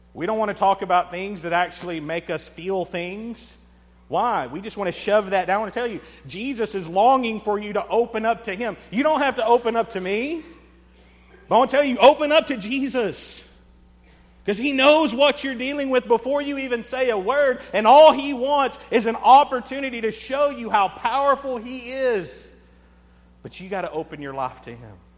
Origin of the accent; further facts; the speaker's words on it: United States; I'm American